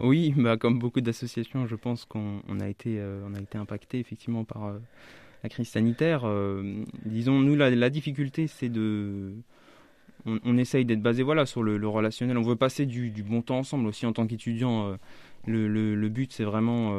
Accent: eastern France, Grand Est, France; moved away as an adult; also born or lived in Strasbourg / Vosges / Épinal; now in Orléans, France; je suis originaire de, plutôt de l'Est de la France, je suis né à Strasbourg, actuellement mes parents habitent le département des Vosges.

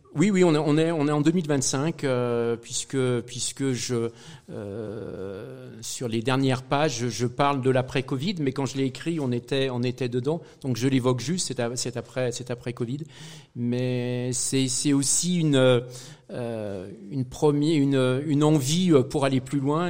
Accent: Saint-Étienne, Auvergne-Rhône-Alpes, France; moved away as an adult; also born or lived in Brest / Brittany; en tant que pur Stéphanois

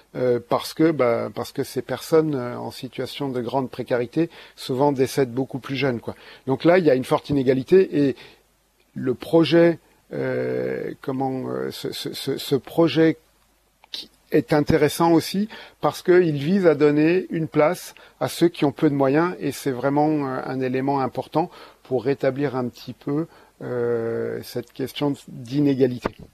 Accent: Ardennes, Grand Est, France; je suis aussi originaire des Ardennes

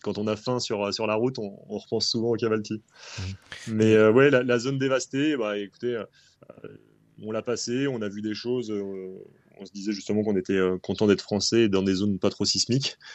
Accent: France; quand on est français

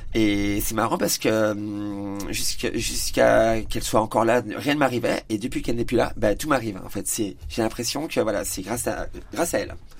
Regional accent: Épernay, Grand Est, France; now in Châlons-en-Champagne, France; Je suis marnais, donc euh, je suis d'Épernay à la base, je suis éperné de naissance

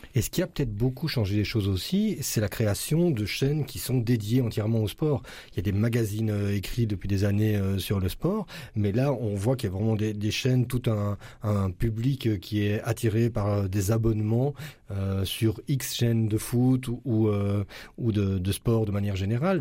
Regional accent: Braine-le-Comte, Wallonia, Belgium; je suis habitant de Braine-le-Comte

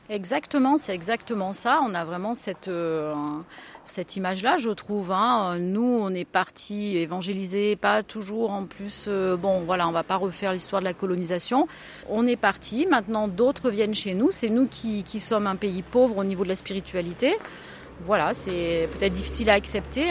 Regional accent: Auvergne-Rhône-Alpes, France; now in Ardèche, France; Je suis auvergnate

